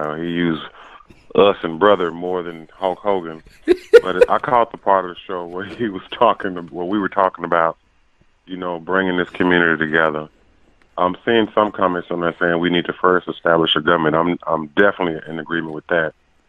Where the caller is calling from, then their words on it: Arkansas, United States; Calling from Arkansas.